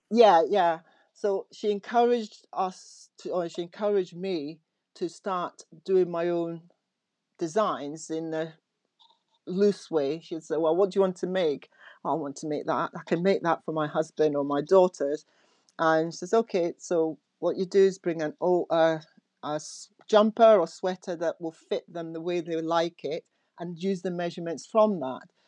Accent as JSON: {"language": "English", "town": "Aberdeen", "region": "Scotland", "country": "United Kingdom", "tie": "born or raised there", "said": "I went to school in Aberdeen, um, in Scotland. So I was brought up in Scotland"}